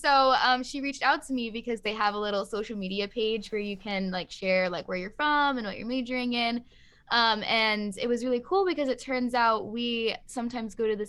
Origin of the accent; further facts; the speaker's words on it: North Carolina, United States; I am originally from North Carolina, so I do have some experience